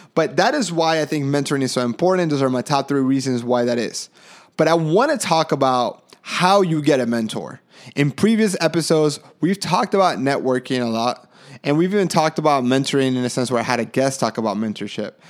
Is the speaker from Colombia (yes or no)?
yes; Colombia; moved away; I was from Colombia